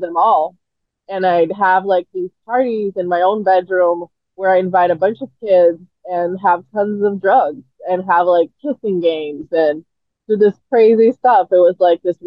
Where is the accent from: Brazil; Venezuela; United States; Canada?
Brazil; moved away; I actually spoke more English than Portuguese, even though I lived in Brazil, because I went to the American school